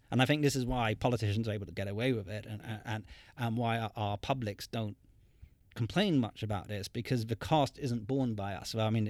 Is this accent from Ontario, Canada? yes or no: no; Montreal, Quebec, Canada; born there; I was born in Montreal. My parents lived in Montreal at the time.